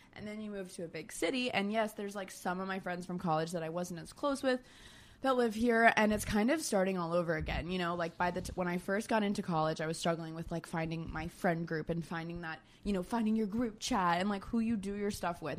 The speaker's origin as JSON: {"language": "English", "region": "Florida", "country": "United States", "tie": "born or raised there", "also_born_or_lived": "Georgia", "moved": "as an adult", "lives_now": "New York City, United States", "said": "I grew up in Florida."}